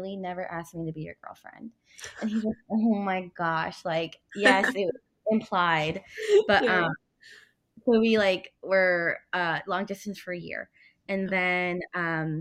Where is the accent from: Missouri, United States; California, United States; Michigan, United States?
California, United States; San Luis Obispo; moved away as an adult; also born or lived in El Salvador / Baltimore, Maryland; I'm originally from El Salvador, but I grew up in San Luis Obispo, California